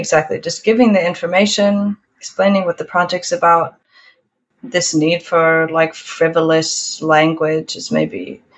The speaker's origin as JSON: {"language": "English", "town": "Oakland", "region": "California", "country": "United States", "tie": "born or raised there", "moved": "as an adult", "lives_now": "Reykjavik, Iceland", "said": "growing up between these two places, I have spent maybe more time in California than in Iceland."}